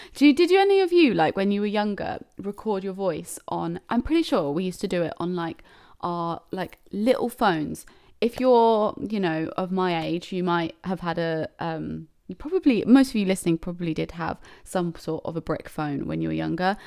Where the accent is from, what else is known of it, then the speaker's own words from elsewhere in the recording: United Kingdom; I'm such a British person